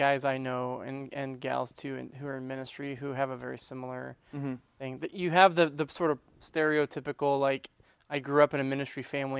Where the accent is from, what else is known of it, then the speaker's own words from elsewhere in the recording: Arkansas, United States; accent: Arkansas twang; I grew up in Arkansas. When we go back to Arkansas, all of a sudden my Arkansas twang kicks back in again.